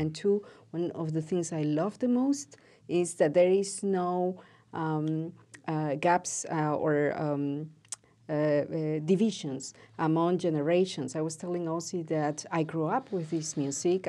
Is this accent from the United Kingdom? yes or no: no; Peru; moved away; as a Peruvian, I grew up in Peru